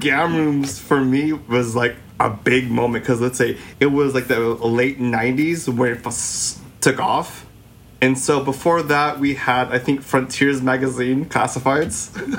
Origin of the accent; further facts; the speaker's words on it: Philippines; coming from our own perspectives as three Filipino gay guys, like, we don't hear the conversations that, I guess, reflect us.